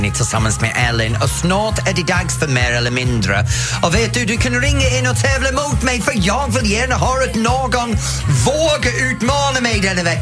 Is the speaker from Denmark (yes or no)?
no; Canada; Swedish is a second language; now in Laholm, Sweden; Jag kommer från Kanada from Canada. Du har en liknande brytning som vad jag har.